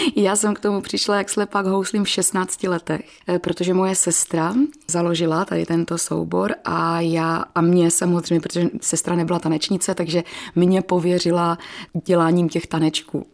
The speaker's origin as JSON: {"language": "Czech", "town": "Bohumín", "region": "Moravian-Silesian Region", "country": "Czechia", "tie": "born or raised there", "said": "u nás v Bohumíně byla taková velice slavná sportovní gymnastika, takže samozřejmě první kroky mých rodičů, protože jsem byla velmi neposedná, vedli tam"}